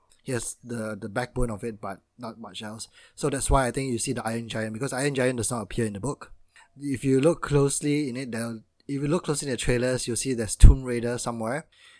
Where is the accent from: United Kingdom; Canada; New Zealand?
United Kingdom; Yeah, look at me, I'm so British.